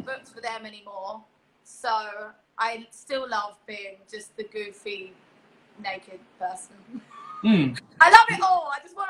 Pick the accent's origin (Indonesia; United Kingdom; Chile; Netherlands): United Kingdom; England; But I was born in England, and I was educated and raised in England. But I always was really proud of saying I was Polish.